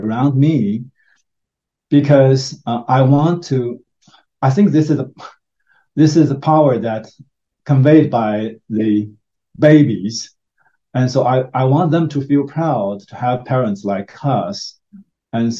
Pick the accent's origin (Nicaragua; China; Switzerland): China; now in United States; we are from Asian, and so from China